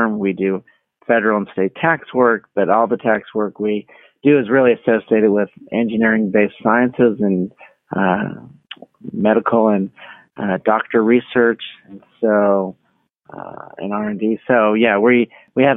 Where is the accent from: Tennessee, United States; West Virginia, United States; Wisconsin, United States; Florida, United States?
Florida, United States; Miami; also born or lived in Colorado; now in Palm Beach, United States; I grew up in Miami, you know, in a very Latino community